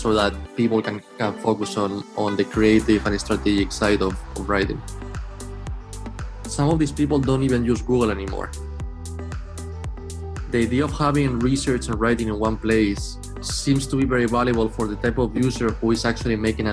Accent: Spain; moved away as an adult; now in Boston, United States; I'm from Spain, but I've been in Boston for about 10 years now. And I first came here to study

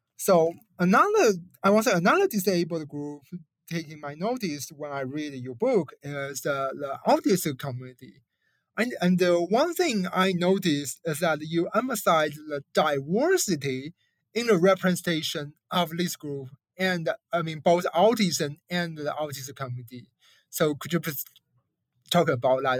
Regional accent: China; I come from China

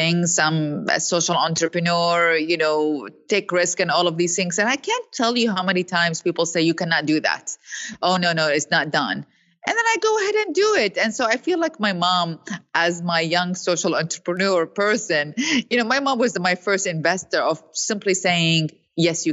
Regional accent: Iraq; moved away as an adult; now in New York, United States; growing up in Iraq

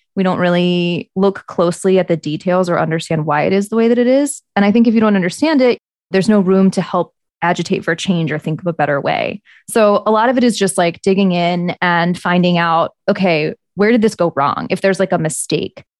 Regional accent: the South, United States; moved away; I'm from the South

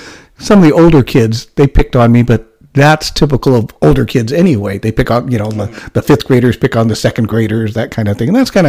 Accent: Nevada, United States; later on, I was born in 1960 in Nevada. So my world was even more unusual, because I'm that Asian, that little Chinese kid growing up in a, well, quite frankly, a very white world.

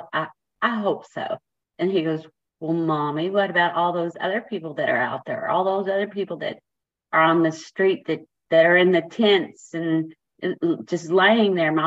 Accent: Keller, Texas, United States; I'm from Keller, Texas

